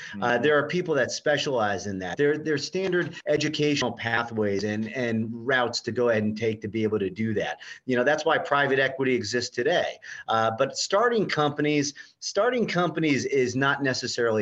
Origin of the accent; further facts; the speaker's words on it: Fairborn, Ohio, United States; I grew up in Fairborn, Ohio, Dayton, Ohio